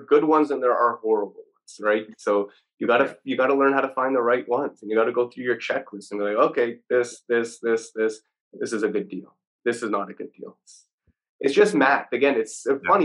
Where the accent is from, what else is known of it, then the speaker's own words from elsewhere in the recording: Toronto, Ontario, Canada; I'm from Toronto.